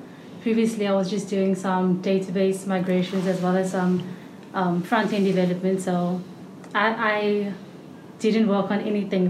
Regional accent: South Africa; moved away as an adult; now in Cork, Ireland; So I'm actually from South Africa

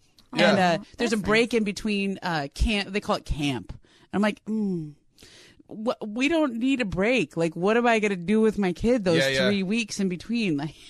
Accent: Los Angeles, California, United States; I grew up in L.A.

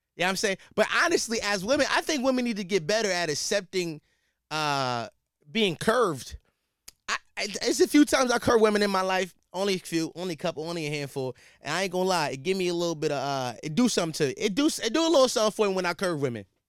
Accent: Philadelphia, Pennsylvania, United States; I'm from Philly.

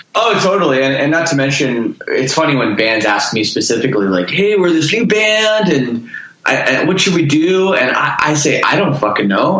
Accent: Toronto, Ontario, Canada; moved away as an adult; now in Windsor, Canada; I'm from Toronto.

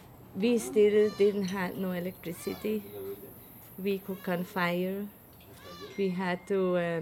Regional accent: Switzerland; now in Cahuita, Costa Rica; Okay, I'm from Switzerland

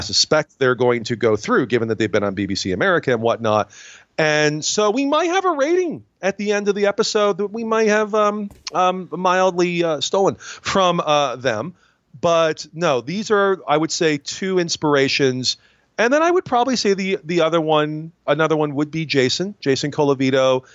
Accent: Binghamton, New York, United States; I'm from Binghamton, New York. Uh, which is Rod Serling's hometown, and he is our biggest celebrity.

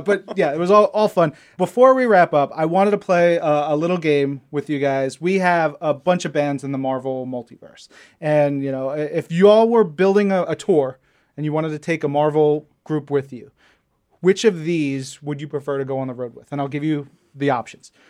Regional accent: Long Island, New York, United States; we're both from Long Island

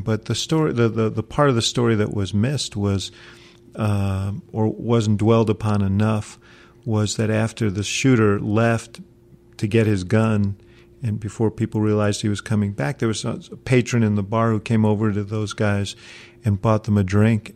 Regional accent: New York, United States; now in Chicago, United States; I come from New York, so when I came to Chicago many, many, many years ago

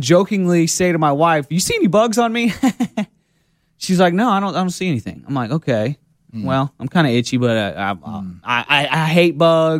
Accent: Texas, United States; now in Alabama, United States; I grew up in Texas.

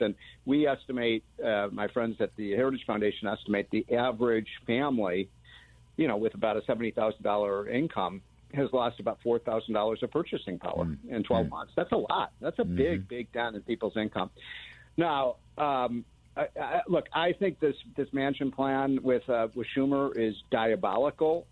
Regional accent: Chicago, Illinois, United States; I'm from Chicago

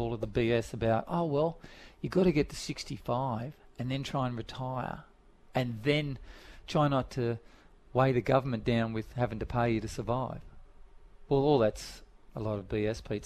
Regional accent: Sydney, New South Wales, Australia; I grew up in Dundas Valley, which wasn't the best place to grow up

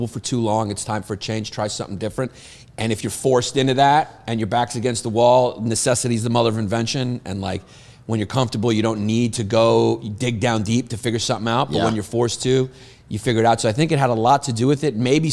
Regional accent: New York, United States; I grew up in, like, New York when it was, like, bad

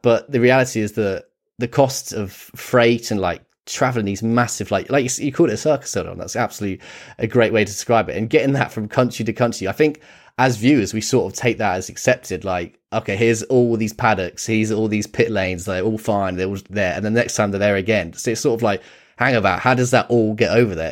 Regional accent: United Kingdom; growing up in Britain

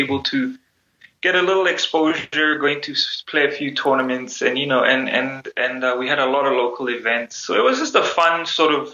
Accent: South Africa; moved away as an adult; now in United States; growing up in South Africa at that time was quite difficult

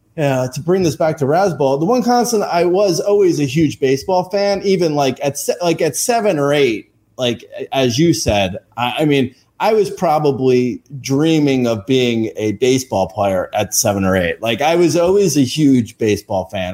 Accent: Union County, New Jersey, United States; I grew up in um, a little uh, county called Union

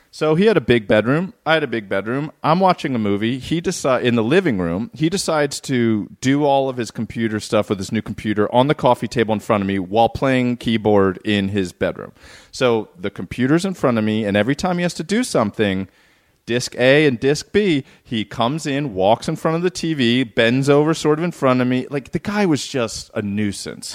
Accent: Southern California, United States; growing up in Southern California

